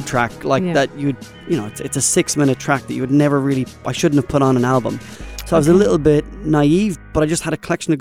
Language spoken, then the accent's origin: English; Ireland; moved away as an adult; also born or lived in Australia; now in Sharjah, United Arab Emirates; I'm originally from Ireland. I moved here from Australia because I was there for a farewell first, like 7 or 8 years